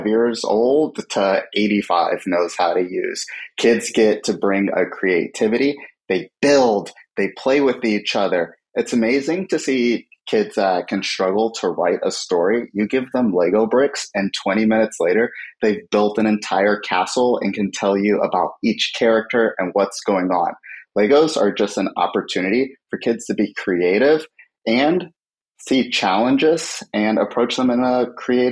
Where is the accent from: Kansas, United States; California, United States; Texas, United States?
California, United States; San Francisco; born and raised in San Francisco